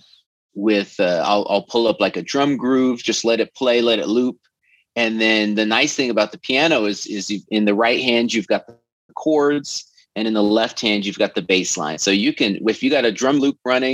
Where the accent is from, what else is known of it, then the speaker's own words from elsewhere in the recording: Oregon, United States; moved away as an adult; now in Los Angeles, United States; I'm from Oregon.